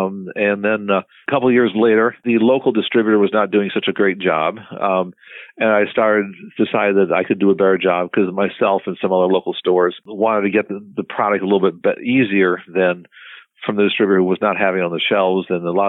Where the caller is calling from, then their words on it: Fort Wayne, Indiana, United States; Fort Wayne, Indiana.